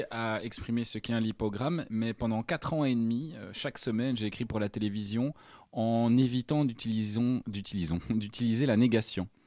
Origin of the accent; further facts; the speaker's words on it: Saint-Gilles, Brussels-Capital Region, Belgium; j'ai grandi à Saint-Gilles